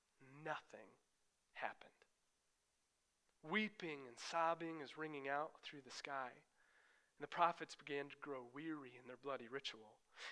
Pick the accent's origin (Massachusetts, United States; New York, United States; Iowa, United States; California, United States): Iowa, United States; moved away; where I grew up in Iowa, that's where I come from.